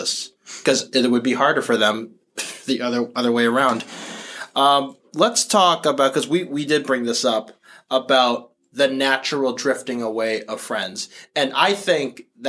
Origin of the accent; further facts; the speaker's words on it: Massachusetts, United States; also born or lived in New York; We're from Massachusetts. I'm from like the more iconic part of Massachusetts